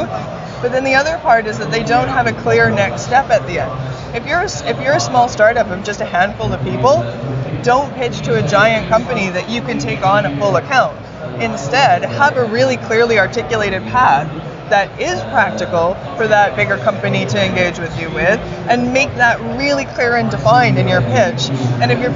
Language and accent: English; Canada; I'm Canadian